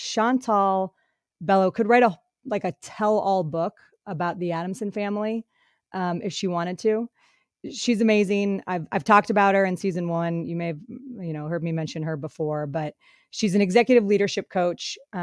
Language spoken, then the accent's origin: English; Colorado, United States; also born or lived in Michigan; now in San Francisco, United States; I live in San Francisco. I've got two young kids, an amazing husband named Chris. I grew up in Colorado and Michigan, went to Boston College, and my background is in sports broadcasting.